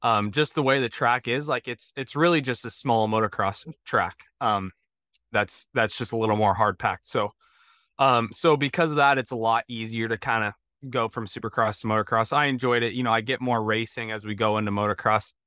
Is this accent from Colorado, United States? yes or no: yes; Colorado, United States; I grew up in Colorado, um, kinda out east of, uh, the Denver area, so out there in the plains